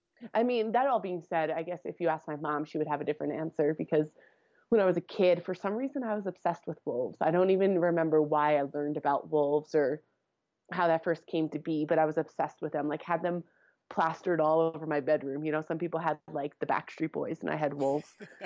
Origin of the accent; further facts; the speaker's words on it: Long Island, New York, United States; accent: thick New York accent; moved away as an adult; also born or lived in Connecticut; now in Wyoming, United States; No, I grew up on Long Island, and then went to school, to university in Connecticut. And so I just moved out here 9 winters ago, so about 8.5 years ago.